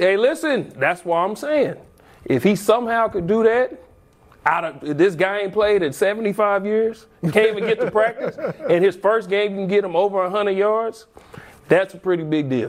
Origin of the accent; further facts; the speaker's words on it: the South, United States; I'm from the South, so we get Southern hospitality.